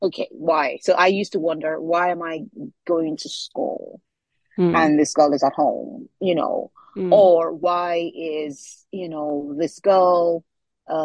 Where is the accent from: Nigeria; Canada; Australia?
Nigeria; Lagos; first language Yoruba; English is a second language; moved away as an adult; now in United Kingdom; my childhood growing up in Lagos